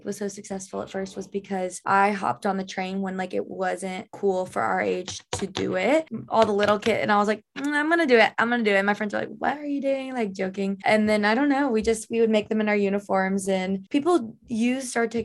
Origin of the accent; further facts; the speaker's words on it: Canton, Georgia, United States; also born or lived in South Carolina; I'm originally from Atlanta, Georgia. Well, it's like 20 minutes, 30 outside of Atlanta.